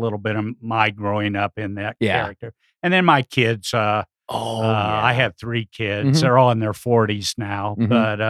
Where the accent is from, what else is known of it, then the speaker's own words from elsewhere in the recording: Kokomo, Indiana, United States; moved away as an adult; also born or lived in New Castle, Indiana / West Lafayette, Indiana / Crawfordsville, Indiana / Galesburg, Illinois; now in South Bend, United States; And then in fifth grade, we moved back to Indiana, to Kokomo, Indiana. And I went to high school there, kind of consider it my hometown.